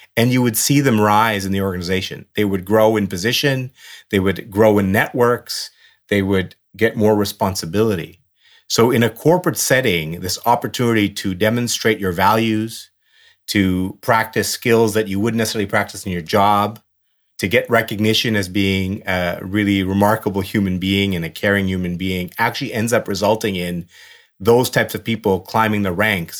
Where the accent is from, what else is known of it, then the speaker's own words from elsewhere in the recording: Burnaby, British Columbia, Canada; also born or lived in Dar es Salaam, Tanzania; I, you know, grew up in the West Coast of Canada and in Burnaby and had a great childhood